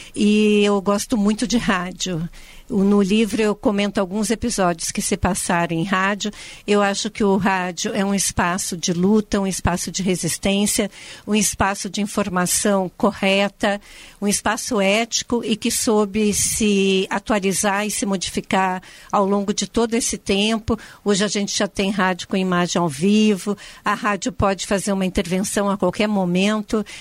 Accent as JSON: {"language": "Portuguese", "region": "Rio Grande do Sul", "country": "Brazil", "said": "eu sou gaúcha"}